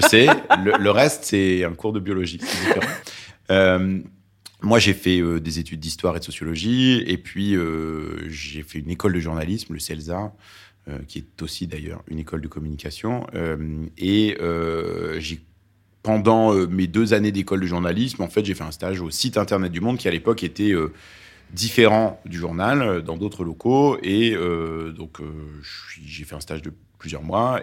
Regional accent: Lyon, Auvergne-Rhône-Alpes, France; first language Arabic; French is a second language; also born or lived in Beirut, Lebanon; je suis, euh, né au Liban, à Beyrouth, et c'est un pays où la gastronomie compte beaucoup. Et j'ai grandi à Lyon

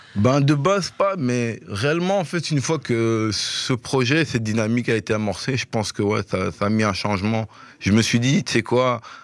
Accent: Belgium

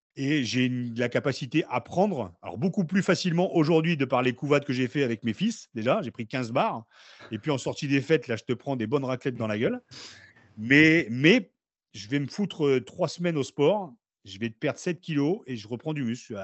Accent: Beauvais, Hauts-de-France, France; moved away as an adult; also born or lived in Noyers-Saint-Martin / Paris; j'ai grandi à Beauvais et je suis arrivé à Paris à 18 ans

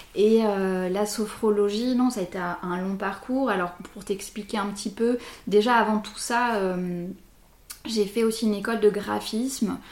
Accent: Bordeaux, Nouvelle-Aquitaine, France; je suis bordelaise depuis 37 ans, en fait, depuis toujours

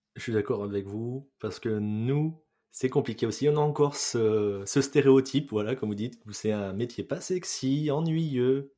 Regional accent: France; chez nous en France

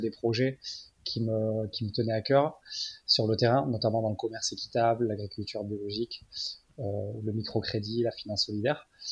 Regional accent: Biarritz, Nouvelle-Aquitaine, France; moved away; also born or lived in Paris; je suis de Biarritz

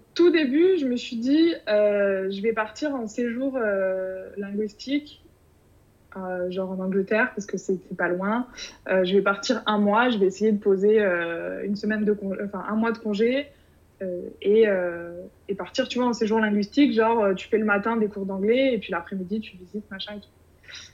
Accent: Bordeaux, Nouvelle-Aquitaine, France; actuellement je suis à Bordeaux, euh, ma région d'origine

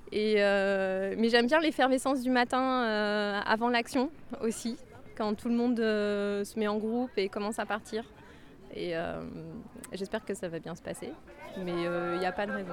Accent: France; je viens de France et je suis aujourd'hui à Endeguelin 2

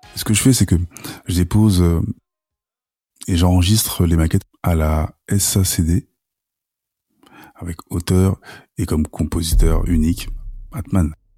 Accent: Sarcelles, Île-de-France, France; chez nous, à Sarcelles.

